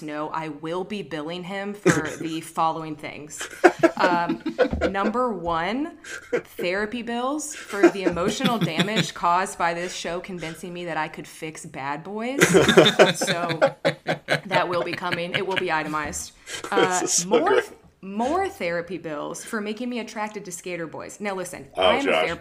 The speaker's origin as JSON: {"language": "English", "town": "Columbus", "region": "Ohio", "country": "United States", "said": "I was from Columbus, Ohio."}